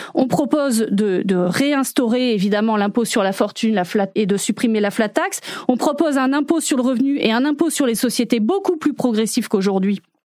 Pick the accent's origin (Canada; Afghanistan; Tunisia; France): France; nous-mêmes en tant que Français